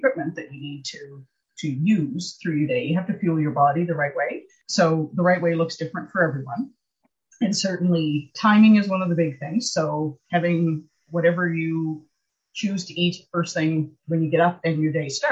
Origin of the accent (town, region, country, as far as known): Nova Scotia, Canada; born or raised there